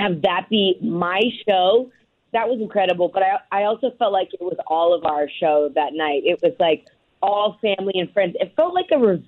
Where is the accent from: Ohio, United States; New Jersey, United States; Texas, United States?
Ohio, United States; moved away; also born or lived in New York City; I'm a kid that is from Ohio that, like, even though my dad's famous, like, I grew up in Ohio and then moved to New York City